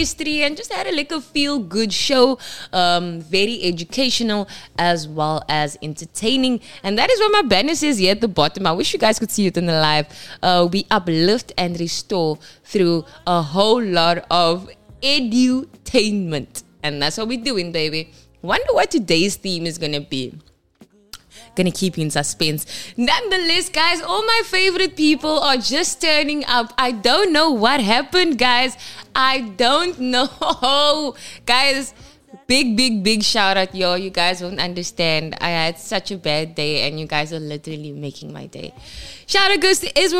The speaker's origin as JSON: {"language": "English", "town": "Kimberley", "region": "Northern Cape", "country": "South Africa", "tie": "born or raised there", "moved": "yes", "said": "in Kimberley in my hometown."}